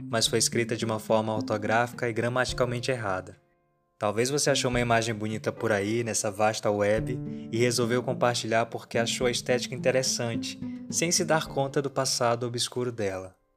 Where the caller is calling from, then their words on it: Rio de Janeiro, Brazil; eu sou do Rio de Janeiro.